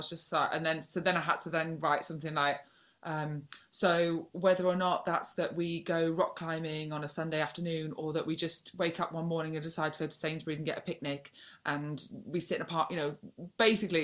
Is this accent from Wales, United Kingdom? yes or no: yes; North Wales, United Kingdom; moved away; I'm from North Wales originally.